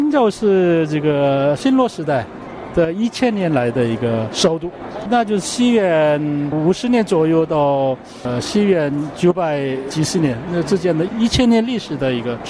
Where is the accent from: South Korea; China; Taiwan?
South Korea; moved away; 我们韩国人